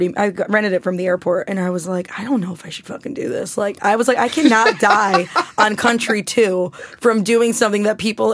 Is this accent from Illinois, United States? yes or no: no; New York City, New York, United States; I'm a New Yorker